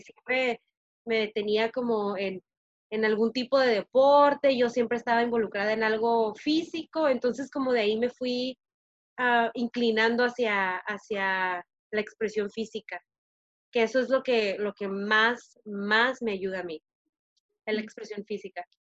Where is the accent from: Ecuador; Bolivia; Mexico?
Mexico; Tijuana, Baja California; moved away as an adult; also born or lived in San Diego; now in United States; nací en San Diego, pero viví en Tijuana casi toda mi vida